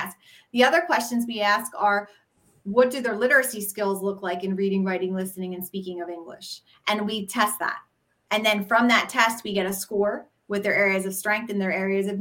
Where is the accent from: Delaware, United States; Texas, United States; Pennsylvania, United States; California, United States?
Pennsylvania, United States; Philadelphia; people pick out I'm from Philly pretty quick